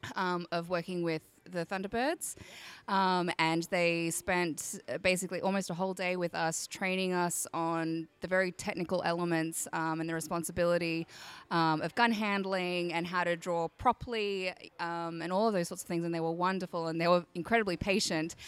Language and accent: English; Australia; I'm from Australia, if you can't tell